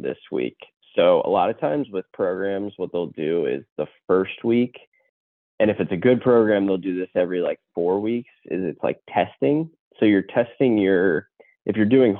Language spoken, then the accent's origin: English; Hamilton, Ohio, United States; I'm from like the Hamilton, Ohio area